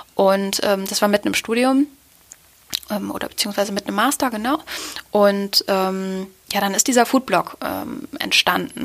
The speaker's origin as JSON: {"language": "German", "town": "Osnabrück", "region": "Lower Saxony", "country": "Germany", "tie": "born or raised there", "said": "aus meiner Heimatstadt Osnabrück"}